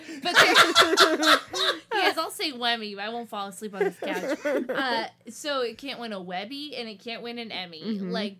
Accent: Reno, Nevada, United States; growing up in Reno, Nevada.

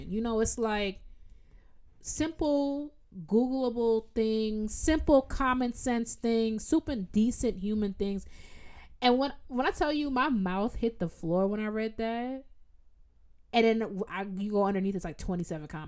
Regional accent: United States; I'm American

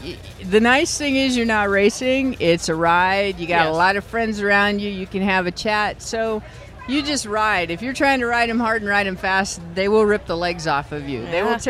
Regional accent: Iowa, United States; I grew up in Iowa, so I've ridden a lot of Iowa hills

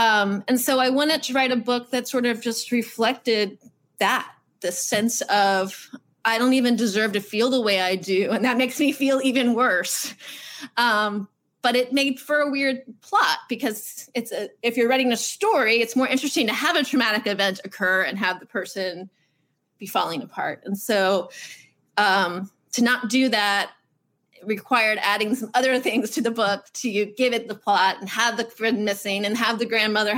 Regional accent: Virginia Beach, Virginia, United States; I grew up in Virginia Beach, which is a naval town.

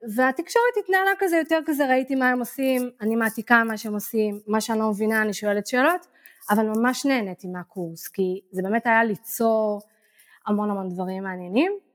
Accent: Israel; moved away as an adult; also born or lived in Tel Aviv, Israel / Barcelona, Spain; now in Ko Pha Ngan, Thailand; אני נולדתי בעיר וחייתי בתל אביב איזה 20 שנה לדעתי, או 15

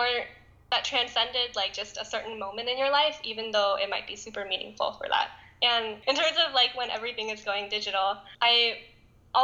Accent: Southern California, United States; I was born and raised in sunny Southern California

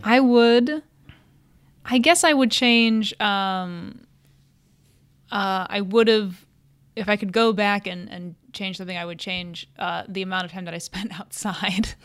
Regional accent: Cleveland, Ohio, United States; moved away as an adult; also born or lived in Connecticut / New York / Romania; I was raised in Cleveland, went to Catholic, uh, grade school and Catholic high school

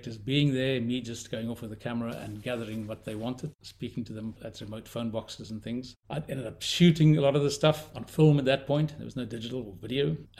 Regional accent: South Africa; I'm South African, born in South Africa, grew up there, went to film school there, and ultimately ended up as a cinematographer

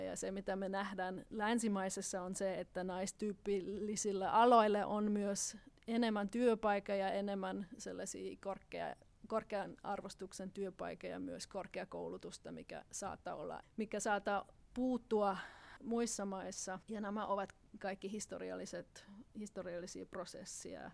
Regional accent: Austria; moved away; Itävallassa, josta mä olen kotoisin

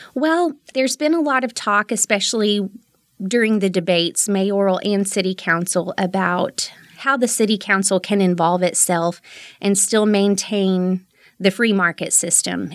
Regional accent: Midland, Texas, United States; I'm a native Midlander. I was born and raised here, and I've lived here for 35 of my almost 37 years

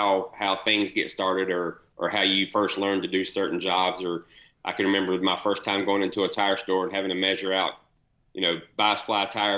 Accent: Kannapolis, North Carolina, United States; him and I grew up together in Kannapolis, went to school together.

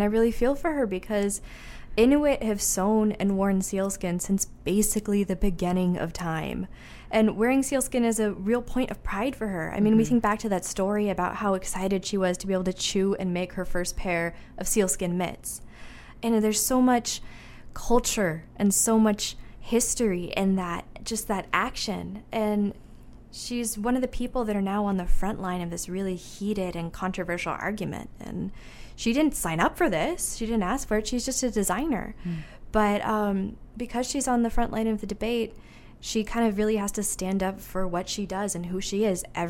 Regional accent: the South, United States; Because I grew up in the South, I never thought of making anything out of things like caribou antler and narwhal ivory and muskox horn.

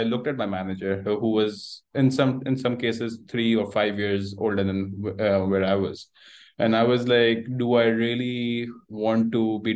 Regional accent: Karachi, Sindh, Pakistan; moved away as an adult; also born or lived in Canada; I've been born and raised in Karachi, Pakistan

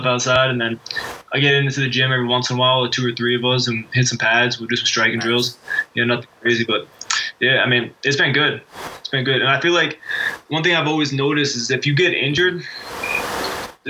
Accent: United States; I'm American to the core, man. Like, I love my country, and I'm pretty patriotic

